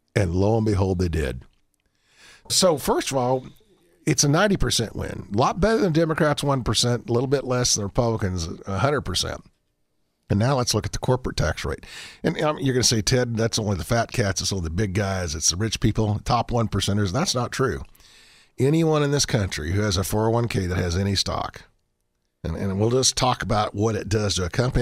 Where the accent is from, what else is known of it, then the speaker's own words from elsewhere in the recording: Montrose, Colorado, United States; I grew up in Montrose, Colorado.